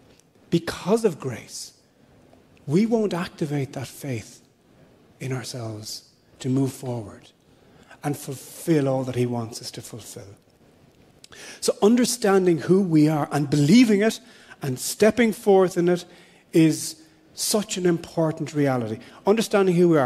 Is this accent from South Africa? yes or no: no; Ireland; I'm an Irish citizen